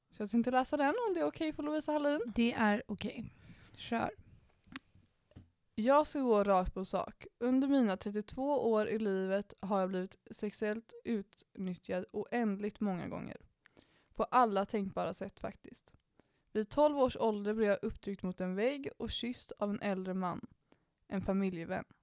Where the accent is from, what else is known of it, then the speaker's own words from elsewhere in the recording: Danderyd, Stockholm County, Sweden; Jag är uppväxt i Danderyd hängde mycket på Lidingö och Östermalm, runt mycket pengar, mycket arrogans och väldigt lite gränser.